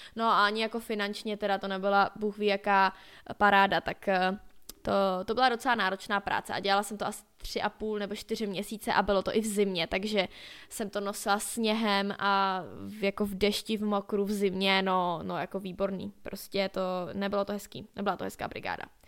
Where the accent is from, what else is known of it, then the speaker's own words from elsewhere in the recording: Skalná, Karlovy Vary Region, Czechia; u nás ve Skalní